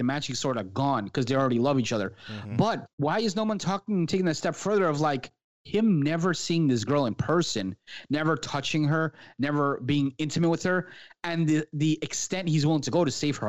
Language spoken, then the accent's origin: English; Florida, United States; She's also from Fort Lauderdale, which is like 20 minutes from where I grew up in Florida here.